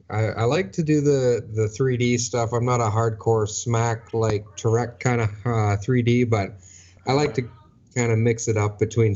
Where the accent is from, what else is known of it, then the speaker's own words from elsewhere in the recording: Ontario, Canada; Yeah, just about an hour north of Toronto.